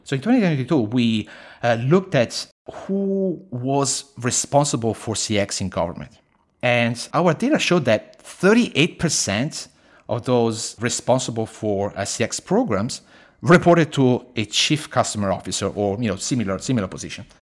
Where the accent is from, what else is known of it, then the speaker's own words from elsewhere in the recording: Italy; moved away as an adult; also born or lived in Beijing, China; now in Sydney, Australia; I was born and raised in Italy, uh, but I live most of my life, uh, outside of Italy. Fifteen plus years in China, uh, mostly Beijing